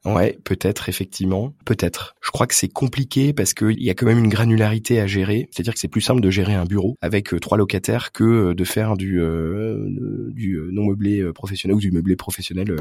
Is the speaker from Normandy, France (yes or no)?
no; Brittany, France; même si je suis breton